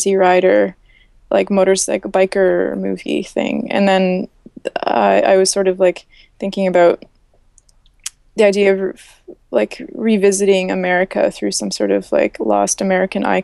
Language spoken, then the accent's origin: English; Canada; I'm from Canada